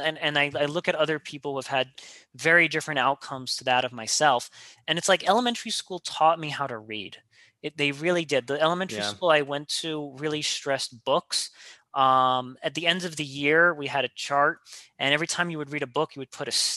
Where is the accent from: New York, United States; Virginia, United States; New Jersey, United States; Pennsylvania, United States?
New York, United States; New York City; I grew up in Queens, New York